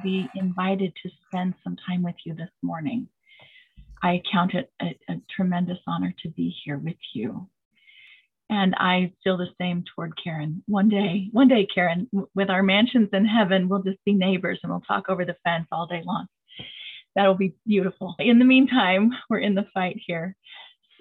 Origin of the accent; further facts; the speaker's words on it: Preston, Idaho, United States; I grew up in Preston, Idaho